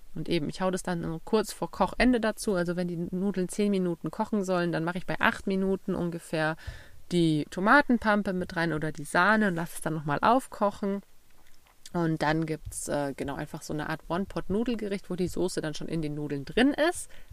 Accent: Bavaria, Germany; Bei uns in Bayern

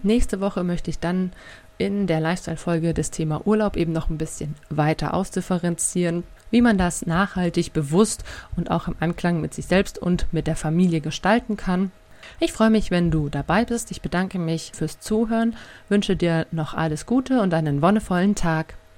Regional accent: Bavaria, Germany; bei uns in Bayern

